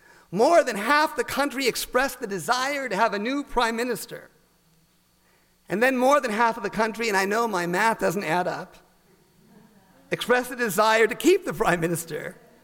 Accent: United States; we too often find ourselves as American Jews

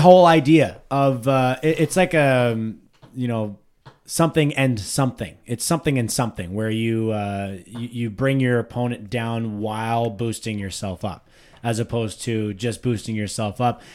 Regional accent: Ottawa Valley, Ontario, Canada; accent: Ottawa Valley

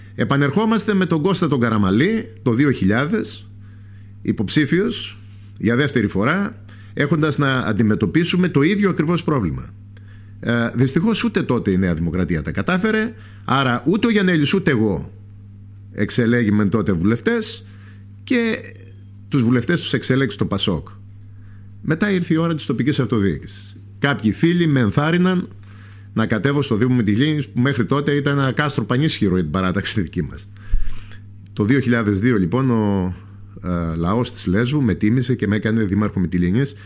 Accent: Lesbos, North Aegean, Greece; από μικρός, δεν έφυγα ποτέ από τον τόπο μου.

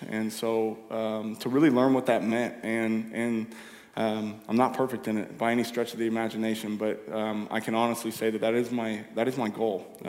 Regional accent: Ferndale, United States; Yeah, grew up here, born and raised in Ferndale.

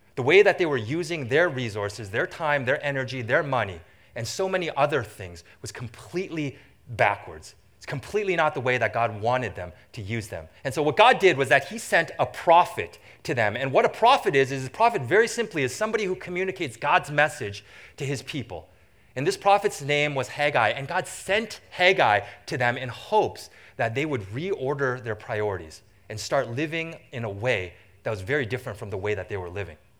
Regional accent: Vancouver, British Columbia, Canada; moved away as an adult; now in Michigan, United States; I grew up in what I consider to be the most beautiful city in the entire world

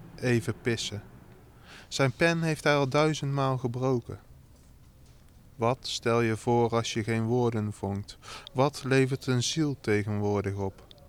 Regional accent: North Brabant, Netherlands; accent: Brabantse tongval; also born or lived in Rotterdam; now in Groede, Netherlands; ik heb daar 17 jaar uh, ben ik daar opgegroeid en mijn familie woont er nog

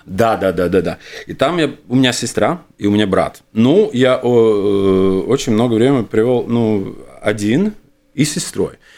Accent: Jurmala, Latvia; also born or lived in Riga; я родился, родился в Риге, да, где-то лет семь я вот приехал на Юрму, потому что мама хотела жить э, около моря

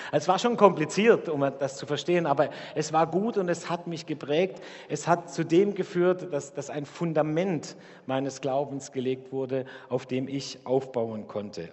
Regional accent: Dettingen, Baden-Württemberg, Germany; moved away as an adult; now in Karlsruhe, Germany; bei uns in Dettingen, wo ich herkomme

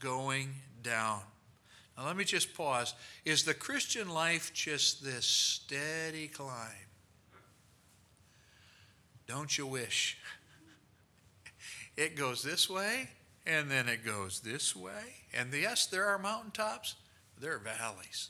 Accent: Rockford, Illinois, United States; I was from Rockford, Illinois

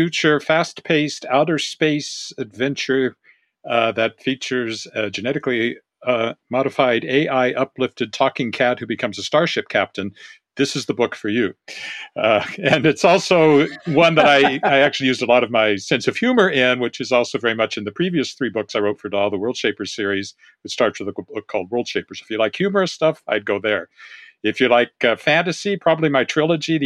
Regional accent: Regina, Saskatchewan, Canada; my hometown of Regina

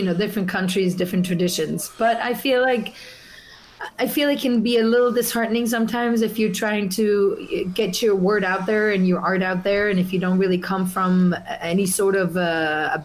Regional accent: Zurich, Switzerland; English is a second language; moved away as an adult; also born or lived in Italy / New York; now in Los Angeles, United States; I'm originally from Italy, yeah. But I was raised in Zurich, Switzerland. So I spent my first 20 years in Switzerland

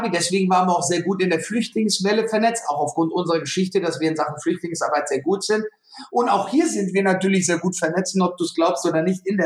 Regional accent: Frankfurt, Hesse, Germany; weil er weiß, ich bin Frankfurter

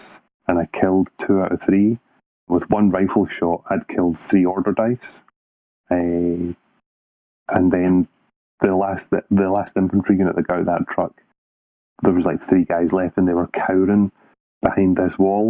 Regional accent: Scotland, United Kingdom; I'm the Scottish captain.

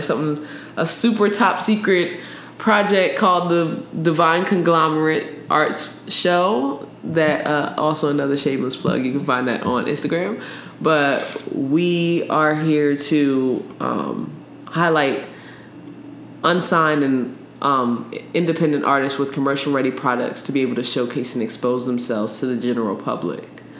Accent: East Orange, New Jersey, United States; also born or lived in Virginia; From Jersey, East Orange, Jersey. But I did grow up in Virginia as well.

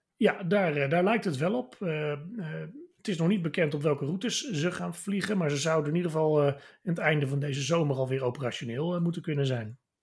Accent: Netherlands

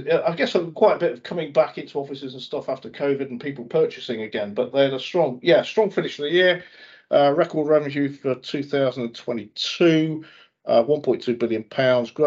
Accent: near Northwich, North West England, United Kingdom; I was born near Northwich

